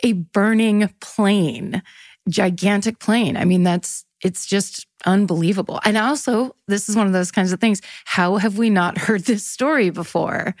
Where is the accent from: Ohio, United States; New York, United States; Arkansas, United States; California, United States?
California, United States; Northern; I'm from Northern California